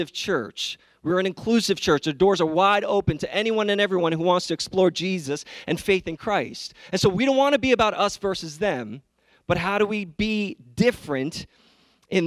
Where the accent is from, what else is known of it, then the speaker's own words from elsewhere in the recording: New York City, New York, United States; I grew up in New York City